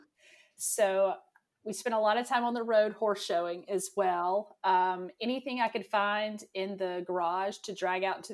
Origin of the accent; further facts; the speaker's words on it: Jacksonville, North Carolina, United States; also born or lived in Emerald Isle, North Carolina; I grew up in Eastern North Carolina. We lived in a little town called Jacksonville